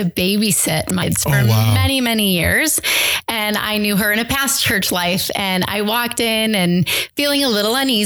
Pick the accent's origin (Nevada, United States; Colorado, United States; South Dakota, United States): South Dakota, United States; moved away as an adult; also born or lived in Chicago suburbs; now in Green Bay, United States; I'm actually from South Dakota